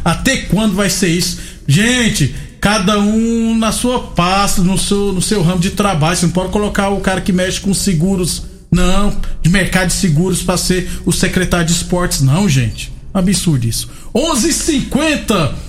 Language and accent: Portuguese; Jucurutu, Rio Grande do Norte, Brazil; now in Goiás, Brazil; Lá de Jucurutu também, onde, na cidade onde nasci no Rio Grande do Norte